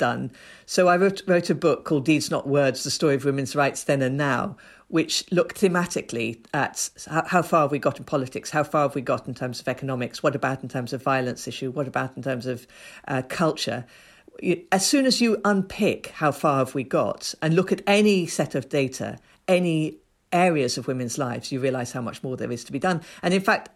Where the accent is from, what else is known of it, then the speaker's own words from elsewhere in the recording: Ethiopia; moved away; I grew up in Ethiopia. I was born in Ethiopia.